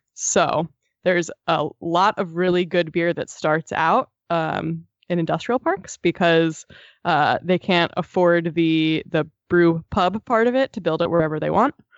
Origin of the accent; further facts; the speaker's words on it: East Coast, United States; I grew up on the East Coast